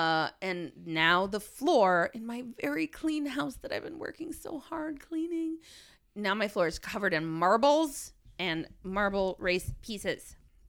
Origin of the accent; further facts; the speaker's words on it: New York, United States; moved away; Maybe it's a remnant of being a New Yorker